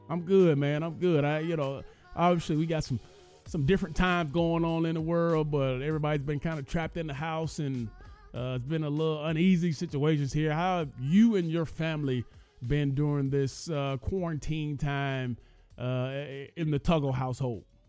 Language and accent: English; Georgia, United States; we're both Georgia boys